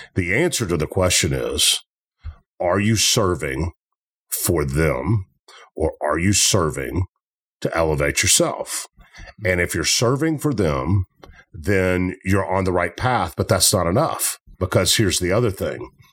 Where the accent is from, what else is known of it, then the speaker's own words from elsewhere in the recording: Memphis, Tennessee, United States; I'm from Memphis.